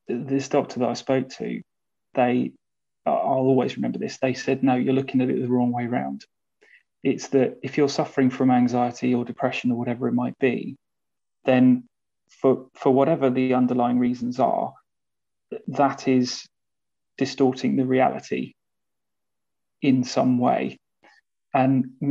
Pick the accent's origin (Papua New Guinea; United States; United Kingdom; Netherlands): United Kingdom; being British